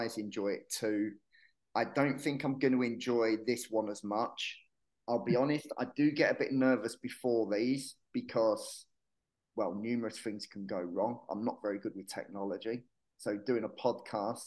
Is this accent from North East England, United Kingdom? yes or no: no; Hertfordshire, East of England, United Kingdom; moved away as an adult; also born or lived in Yorkshire / Manchester; now in Marbella, Spain; I was born in Yorkshire. I grew up in Hertfordshire.